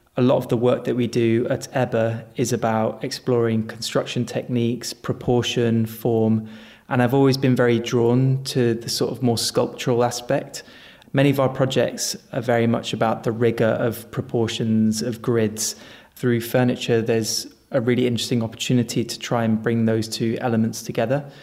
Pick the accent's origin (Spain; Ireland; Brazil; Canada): Spain; moved away; also born or lived in China; I was born and brought up in Spain